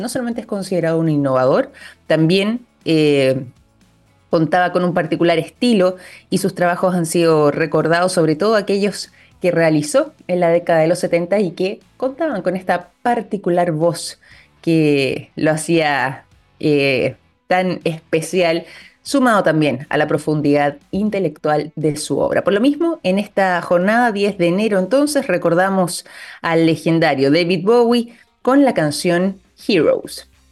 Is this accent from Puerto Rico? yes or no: no; Chile; nosotros como chilenos